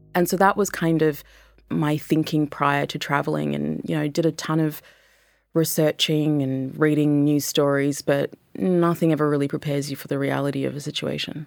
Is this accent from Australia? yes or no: yes; Australia